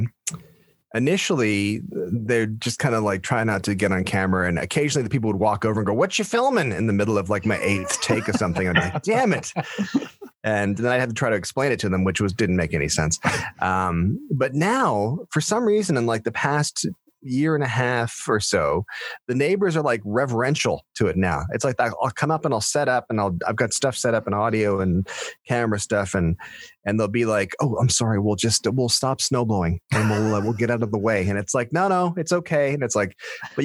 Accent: Stratford, Ontario, Canada; I was born and raised in Stratford

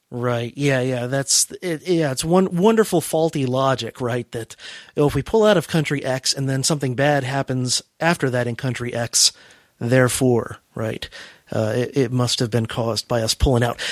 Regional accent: United States; I'm an American

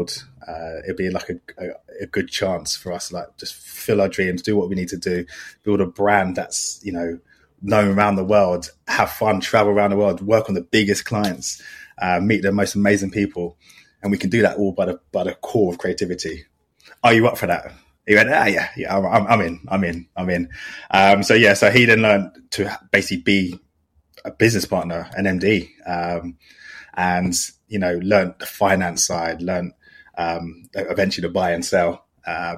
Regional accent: London, United Kingdom; also born or lived in Southampton; from London

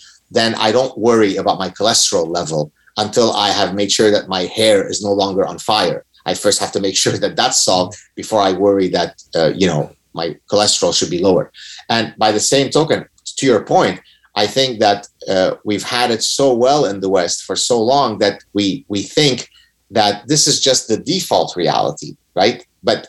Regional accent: Lebanon; moved away; we were one of the last remaining Jews in Lebanon

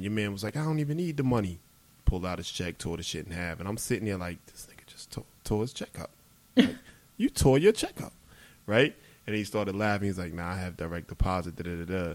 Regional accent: New York City, New York, United States; I'm from Brooklyn.

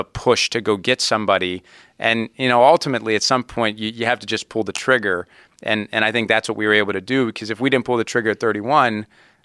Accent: Youngstown, Ohio, United States; growing up in Youngstown, you know, the Browns and the Steelers are the two big teams in Youngstown, Ohio

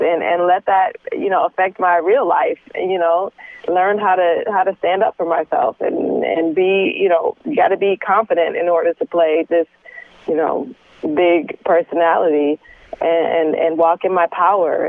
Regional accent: Detroit, Michigan, United States; I'm from Detroit. Yes. So I, you know, am able to draw from, you know, some of my surroundings growing up

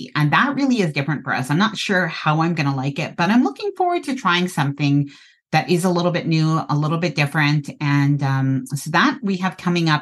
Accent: Canada; I'm Canadian and I live in a cold climate

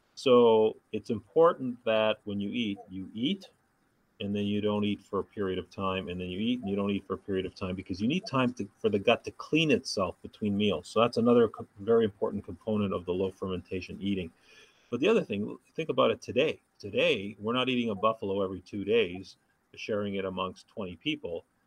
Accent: Thunder Bay, Ontario, Canada; moved away as an adult; now in Los Angeles, United States; a town called Thunder Bay, Ontario, about 100,000 people, so a smallish city

